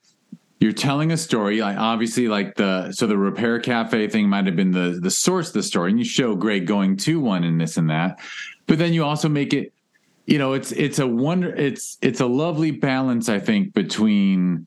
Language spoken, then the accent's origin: English; Los Angeles, California, United States; we live in Los Angeles